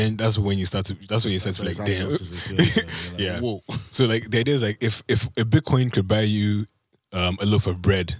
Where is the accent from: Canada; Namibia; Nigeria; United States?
Nigeria; I'm from Nigeria